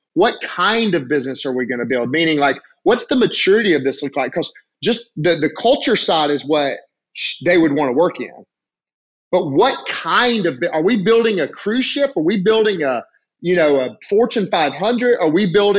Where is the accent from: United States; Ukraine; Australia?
United States; Alabama; I'm from Alabama